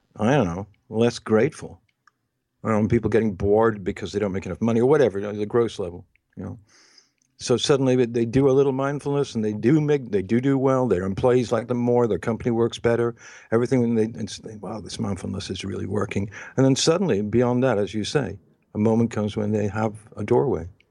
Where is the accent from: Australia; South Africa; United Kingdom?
United Kingdom; England; moved away; also born or lived in United States; when I was growing up in England and then in the United States